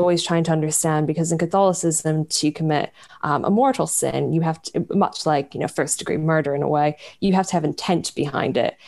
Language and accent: English; United States; growing up in America come from a very conservative part of America